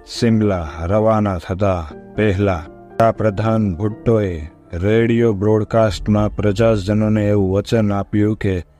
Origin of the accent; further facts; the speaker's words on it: Kathiawar, Gujarat, India; હું કાઠિયાવાડી છું